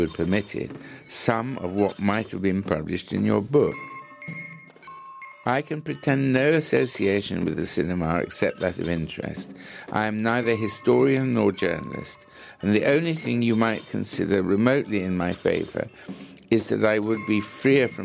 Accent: England, United Kingdom

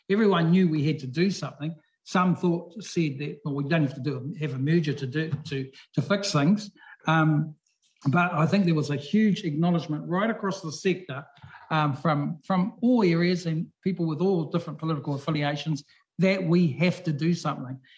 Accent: Whangarei, Northland, New Zealand; As you know, I'm from Te Tai Tokerau Whangarei, uh, and we were recently quite seriously hit by the lovely Gabrielle.

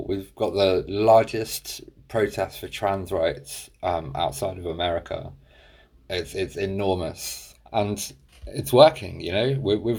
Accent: New Jersey, United States; Oh, I grew up in Jersey. And I was born into a very devout Jehovah's Witness family that I call it a cult.

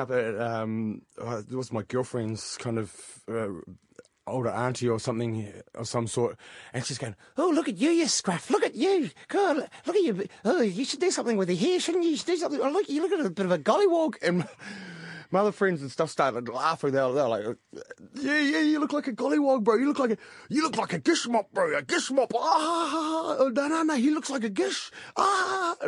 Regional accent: Pukemiro, Waikato, New Zealand; also born or lived in Rotorua / Australia / Gisborne; we actually situated ourselves out the back of Huntly in a little place called Pukemiro, which is close to Wangaroa Hot Springs. And I grew up there for about 12 years and went to Huntly College.

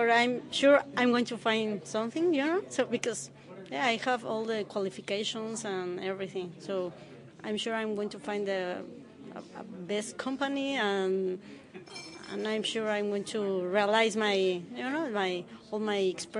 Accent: Mexico; moved away as an adult; now in Auckland, New Zealand; I'm from Mexico, and I have been here for the past 1.5 years.

